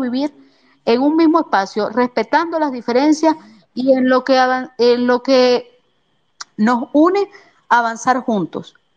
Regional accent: Venezuela; nosotros somos venezolanos, vivimos bajo una misma patria

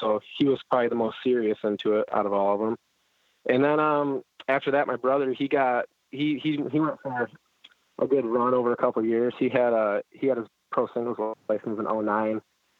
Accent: Holly, Michigan, United States; Well, I'm basically right between Flint and Detroit, so pretty much the greatest place on earth.

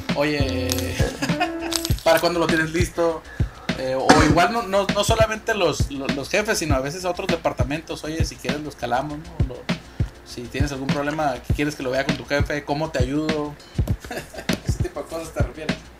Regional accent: Mexico; nosotros como mexicanos

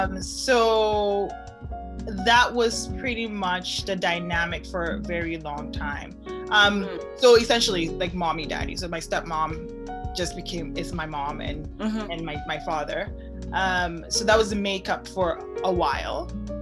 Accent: Germany; born there; I was born in Germany. Okay, so that I was born in Germany because my mom was there.

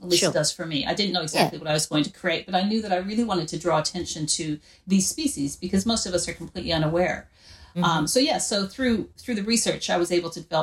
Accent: Wyoming, United States; now in Australia; I grew up in Wyoming in the United States.

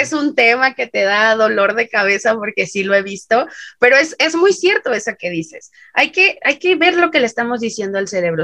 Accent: Mexico

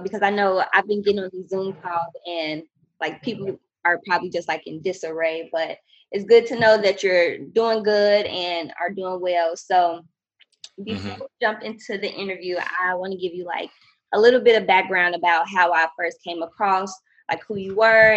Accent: Chicago, Illinois, United States; now in Oakland, United States; I'm from Chicago originally

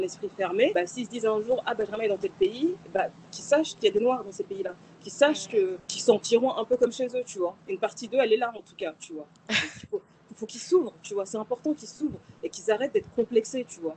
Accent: Paris, Île-de-France, France; moved away as an adult; now in Colombia; je suis née à Paris, j'ai grandi à Paris.

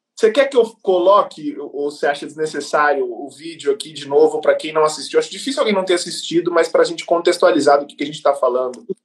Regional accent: Mato Grosso do Sul, Brazil; A gente é do Mato Grosso do Sul, eu e o Rodrigo, o João também

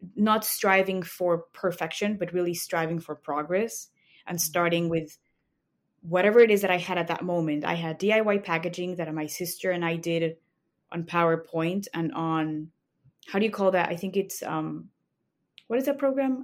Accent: Mexico City, Mexico; moved away as an adult; now in Chicago, United States; I grew up in Mexico City. That's where my family is, and I moved to Chicago for law school.

